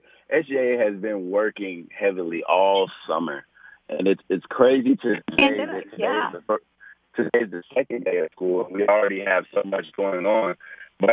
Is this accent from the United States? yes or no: yes; Houston, Texas, United States; also born or lived in Arizona / San Antonio, Texas; I'm originally from Houston, Texas. I'd like to say born and raised there, but I've moved around quite a bit. I've lived in Arizona. I've lived in San Antonio.